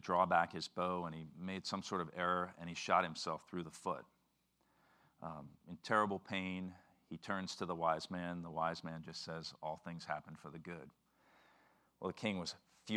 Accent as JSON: {"language": "English", "town": "New Orleans", "region": "Louisiana", "country": "United States", "moved": "as an adult", "said": "I'm from New Orleans. I moved here in November of 2007"}